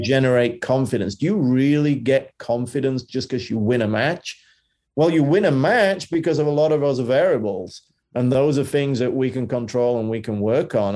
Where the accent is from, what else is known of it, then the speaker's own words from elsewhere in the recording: Yorkshire and the Humber, United Kingdom; Bromley is very different to where I grew up in Yorkshire.